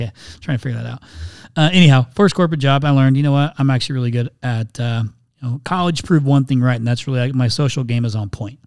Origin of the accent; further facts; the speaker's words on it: Indiana, United States; moved away as an adult; now in Phoenix, United States; I'm from Indiana originally, so I grew up on a big old corn and soybean farm